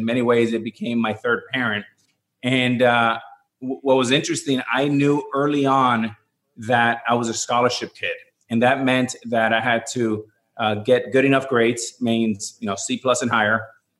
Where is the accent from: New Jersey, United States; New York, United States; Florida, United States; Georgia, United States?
Florida, United States; Miami; And being growing up in Miami, we had three teams we would follow just by the nature of cable television.